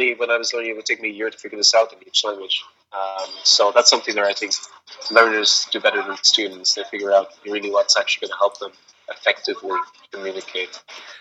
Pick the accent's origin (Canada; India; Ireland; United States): Ireland; moved away; I was born in Ireland